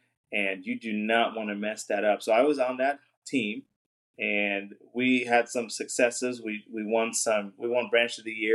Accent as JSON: {"language": "English", "region": "New Jersey", "country": "United States", "moved": "as an adult", "lives_now": "Arkansas, United States", "said": "we're both from the Northeast. We lived in New Jersey"}